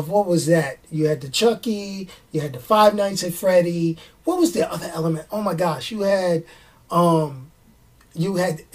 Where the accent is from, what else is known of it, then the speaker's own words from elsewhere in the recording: New York City, New York, United States; I'm a New Yorker